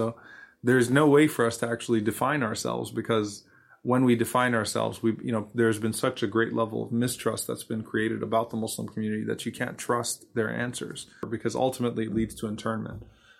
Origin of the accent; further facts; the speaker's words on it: New Orleans, Louisiana, United States; I'm fully American, I'm from New Orleans.